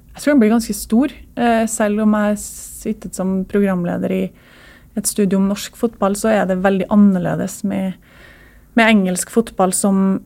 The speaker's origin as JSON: {"language": "Norwegian", "town": "Trondheim", "region": "Trøndelag", "country": "Norway", "tie": "born or raised there", "said": "jeg vokste opp i Trondheim"}